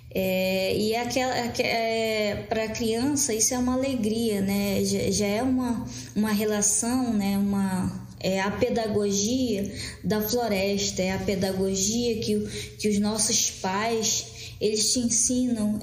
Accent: Maués, Amazonas, Brazil; Eu sou do município de Maués, Amazonas, que fica no Baixo Amazonas.

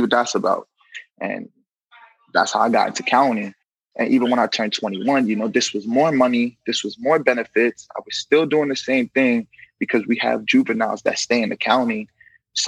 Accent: New York City, New York, United States; I'm from New York City, from Brooklyn

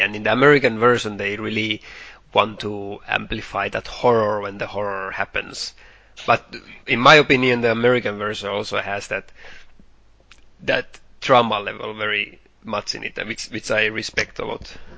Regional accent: Finland; we grew up in Finland

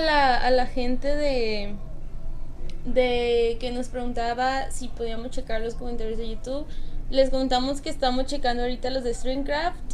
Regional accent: Mazatlán, Sinaloa, Mexico; moved away; yo soy de, de Mazatlán, Sinaloa, entonces si vengo de bastante lejos

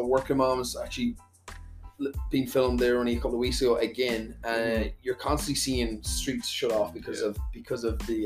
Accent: Ireland; now in Canada; I'm from Ireland

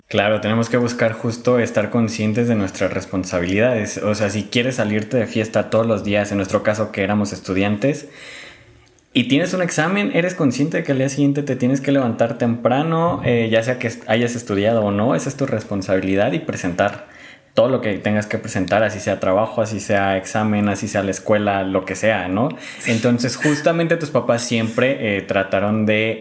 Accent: a town near Morelia, Michoacán, Mexico; mi pueblo está a 30 minutos de aquí. Bueno, 40, 40, 50 minutos

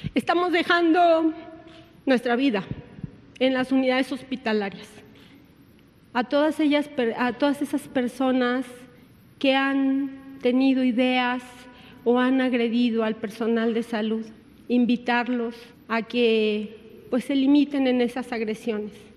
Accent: Mexico; como mexicanos.

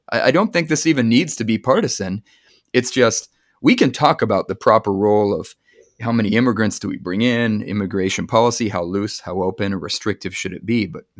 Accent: California, United States; as a Californian

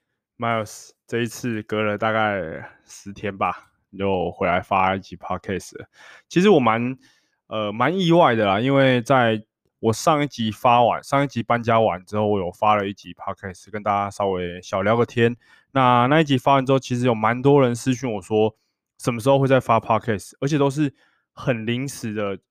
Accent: Erlin, Changhua County, Taiwan; 我们就说我彰化人，他说彰化哪里？二林。我就说啊，你怎么知道？

